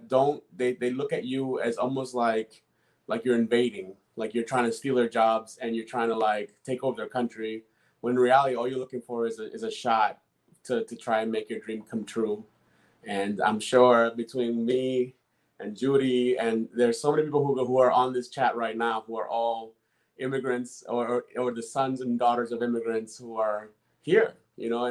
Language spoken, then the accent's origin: English; Boston, Massachusetts, United States; born or raised there; first language Spanish; English is a second language; also born or lived in Dominican Republic